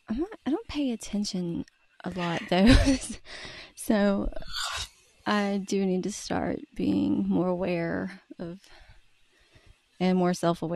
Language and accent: English; North Carolina, United States; I am from North Carolina in the United States.